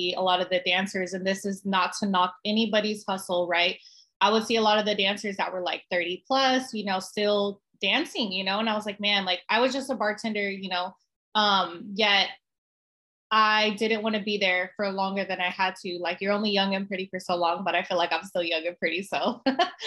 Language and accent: English; San Antonio, Texas, United States; also born or lived in California; I'm born and raised in San Antonio